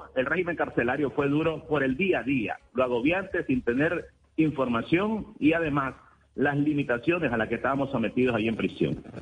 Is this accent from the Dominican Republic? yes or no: no; Nicaragua; moved away as an adult; Mi condición de nicaragüense